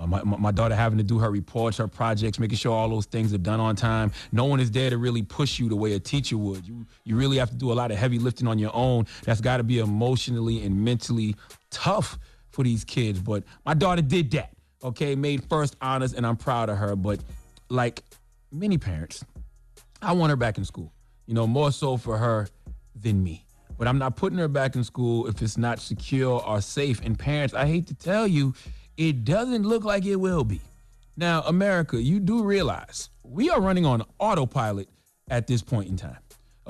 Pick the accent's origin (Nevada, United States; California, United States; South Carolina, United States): South Carolina, United States; Moncks Corner; I just left my home state of South Carolina, Monks Corner 843, what's happening?